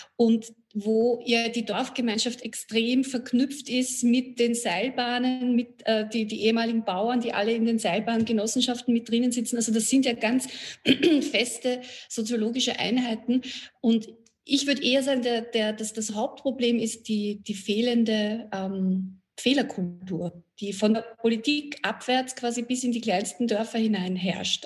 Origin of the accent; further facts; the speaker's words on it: Vienna, Austria; als Wienerin, so wie ich es bin